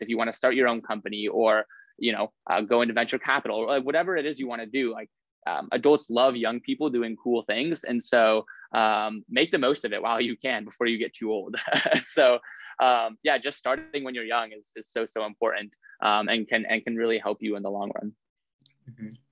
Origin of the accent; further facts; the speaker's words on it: Lincoln, Nebraska, United States; moved away as an adult; now in Stanford, United States; I'm from Lincoln, Nebraska. Uh, that's where I, I, grew up and went to high school